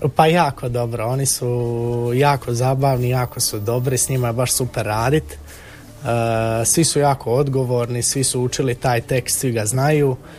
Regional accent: Međugorje, Federation of Bosnia and Herzegovina, Bosnia & Herzegovina; now in Split, Croatia; ja sam konkretno iz Međugorja i isto sam e, bio u crkvenoj zajednici od malih nogu

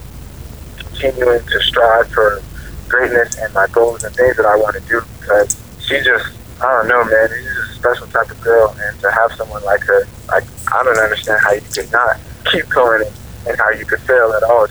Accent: Oklahoma City, Oklahoma, United States; growing up, in Oklahoma City

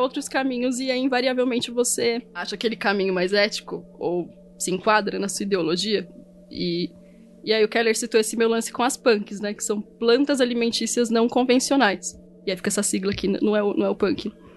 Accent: São Paulo, Brazil; Eu sou paulista e é biscoito

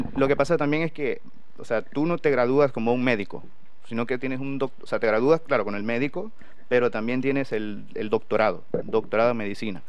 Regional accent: San Miguel, El Salvador; moved away as an adult; now in Valladolid, Spain; yo soy originario de San Miguel, el departamento de San Miguel y la ciudad de San Miguel

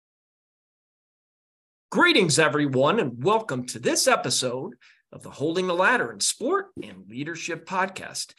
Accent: Robertsdale, Alabama, United States; I grew up in Robertsdale, Alabama, which is just 20 minutes from Gulf Shores, Alabama

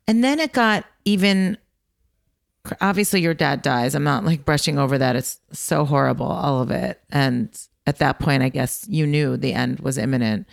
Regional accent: United States

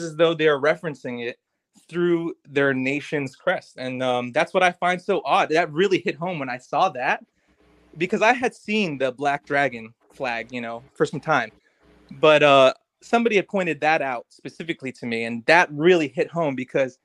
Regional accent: United States; I'm an American myself.

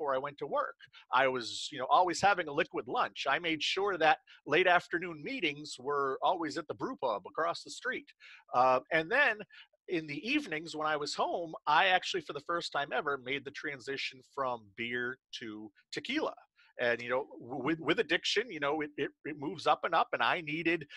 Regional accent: central Maine, United States; I launched a magazine here in my hometown in central Maine

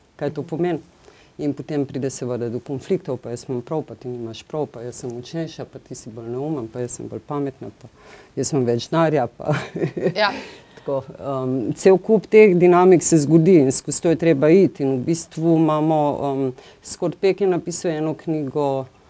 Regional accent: Ljubljana, Slovenia; Ljubljančanka sem

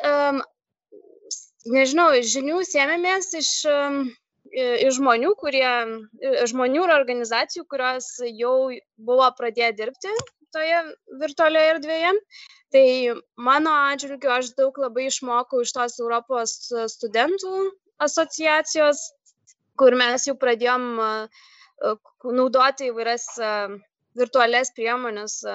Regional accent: Lithuania; moved away as an adult; now in Sweden; aš iš Lietuvos

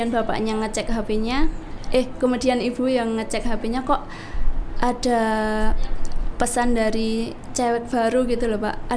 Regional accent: Sentolo, Special Region of Yogyakarta, Indonesia; Uh, asli saya dari Kijan, Demang Rejo, Sentolo, Kapanewon, Sentolo, Kulon Progo, Pak.

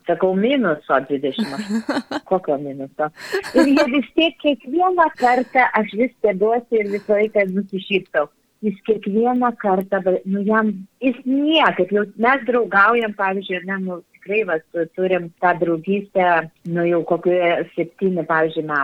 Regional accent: Lithuania; also born or lived in Brazil; mes lietuviai labai mėgstam parodyti, kaip pas mus žiemą gražu

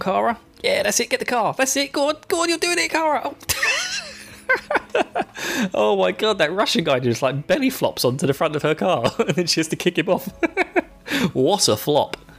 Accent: England, United Kingdom; now in Essex, United Kingdom; I'm English

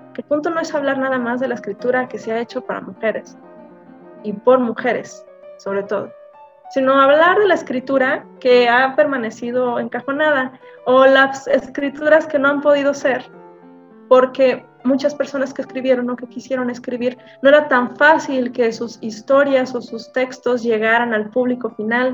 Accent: Navolato, Sinaloa, Mexico; also born or lived in Guadalajara; nací en Sinaloa, este, en un pueblo específicamente llamado Nabolato, este, cerca de Culiacán

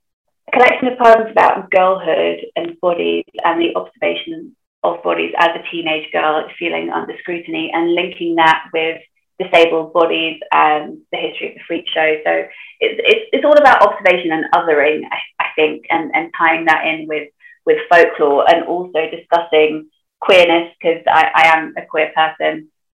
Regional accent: Sunderland, North East England, United Kingdom; accent: Geordie; technically I'm a Macam because I'm from Sunderland.

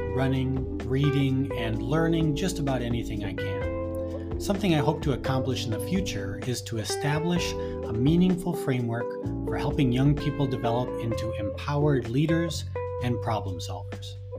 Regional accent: Friendship, Wisconsin, United States; also born or lived in Minnesota; I grew up in Friendship, Wisconsin, which is a small town of only about 700 people

